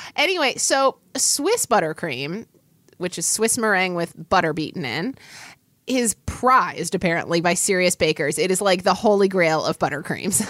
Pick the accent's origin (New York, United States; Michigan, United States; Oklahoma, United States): Oklahoma, United States; growing up in Oklahoma, I, you know, it gets wildly hot there in the summer